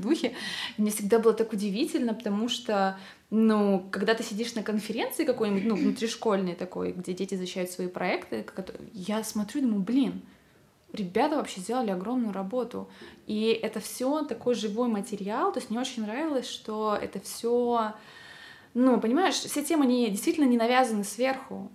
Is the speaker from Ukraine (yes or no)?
no; Pavlodar, Pavlodar Region, Kazakhstan; born or raised there; moved away as an adult; also born or lived in Karaganda, Kazakhstan / Tomsk, Russia / Voronezh, Russia